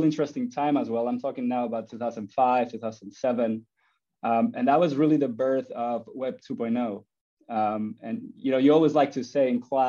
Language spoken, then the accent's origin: English; Spain; moved away; I was born in Spain and I grew up loving soccer and playing soccer